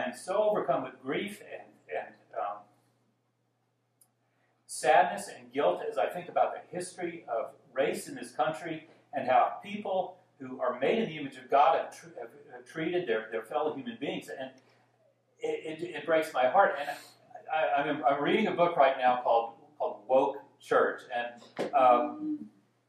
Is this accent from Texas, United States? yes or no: yes; Dallas, Texas, United States; I grew up in Dallas, Texas, born in the 1950s